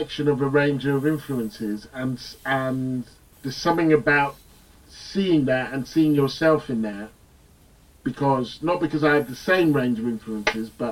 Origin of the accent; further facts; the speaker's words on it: Stevenage, East of England, United Kingdom; moved away as an adult; also born or lived in Edinburgh; when I grew up in Stevenage